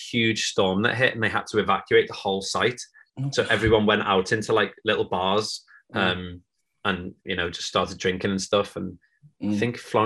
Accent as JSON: {"language": "English", "town": "Liverpool", "region": "North West England", "country": "United Kingdom", "tie": "born or raised there", "said": "growing up in Liverpool"}